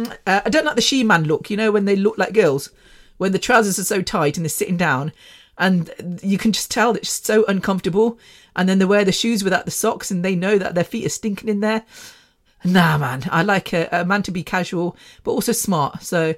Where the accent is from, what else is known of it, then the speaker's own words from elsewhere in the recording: Mumbai, Maharashtra, India; I'm from Mumbai, yeah.